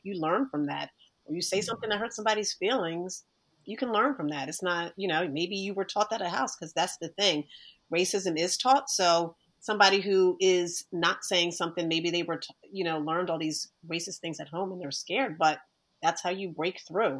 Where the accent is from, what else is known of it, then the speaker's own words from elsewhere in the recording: Delran, New Jersey, United States; I grew up in Del Ram, which was a predominantly white people